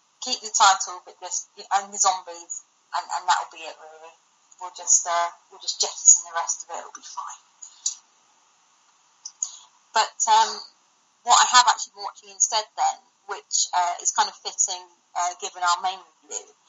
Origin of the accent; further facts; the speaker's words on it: United Kingdom; I'm British